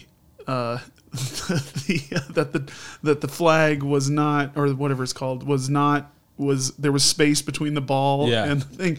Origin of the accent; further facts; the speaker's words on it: Indianapolis, Indiana, United States; I was born in Indianapolis, so I'm a Colts fan